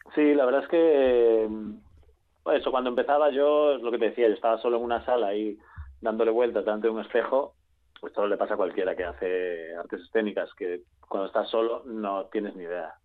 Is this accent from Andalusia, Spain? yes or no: no; Galicia, Spain; allí en Galicia, yo soy gallego.